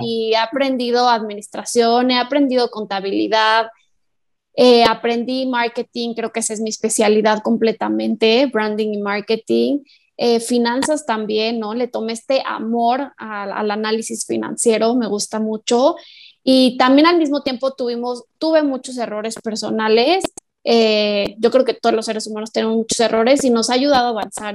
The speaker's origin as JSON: {"language": "Spanish", "town": "Morelia", "region": "Michoacán", "country": "Mexico", "said": "las dos somos de Morelia, orgullosas morelianas"}